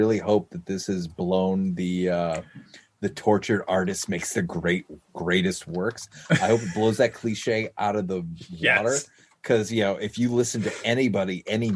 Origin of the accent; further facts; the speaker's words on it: Malden, Massachusetts, United States; the Malden store, which is in my hometown